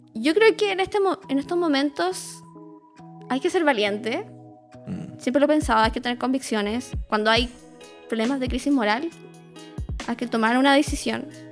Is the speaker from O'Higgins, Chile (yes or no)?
yes; Rancagua, O'Higgins, Chile; also born or lived in Cañete; now in Santiago, Chile; Yo, yo vengo de Rancagua y yo nací en Cañete.